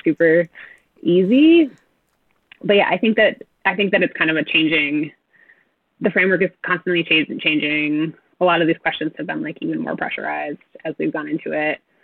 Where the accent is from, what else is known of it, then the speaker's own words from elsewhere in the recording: New England, United States; I grew up in New England